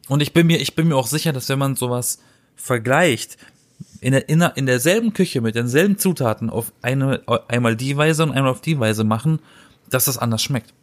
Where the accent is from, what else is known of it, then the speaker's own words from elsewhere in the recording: Black Forest, Baden-Württemberg, Germany; now in Berlin, Germany; ich komme aus dem Schwarzwald. Da, da, da, wurden die Brezeln erfunden.